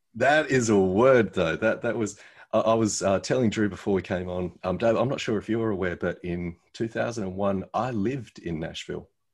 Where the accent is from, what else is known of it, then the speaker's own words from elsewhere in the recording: Australia; this Aussie